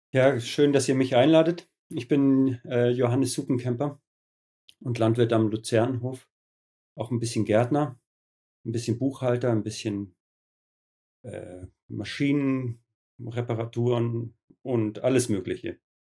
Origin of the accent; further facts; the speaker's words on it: Höhenberg, Bavaria, Germany; Ich selber bin auch auf einem biodynamischen Betrieb groß geworden in Höhenberg